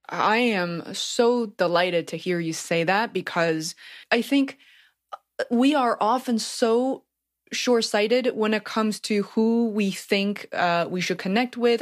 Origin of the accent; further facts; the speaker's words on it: Beijing, China; moved away; I grew up in Beijing of fourteen million people